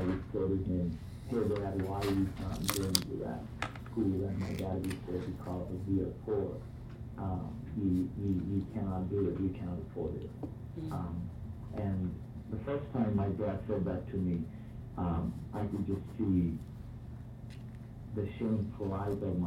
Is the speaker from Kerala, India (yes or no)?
no; Kolkata, West Bengal, India; accent: Indian; growing up in India, particularly in Calcutta